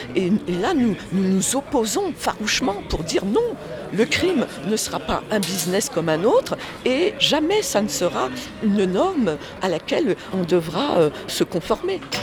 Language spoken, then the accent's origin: French; Paris, Île-de-France, France; also born or lived in Guadeloupe (parents' origin); on a grandi, mes frères et sœurs et moi-même, dans un, ce qui s'appelle un, ghetto, une cité sordide du 20e arrondissement.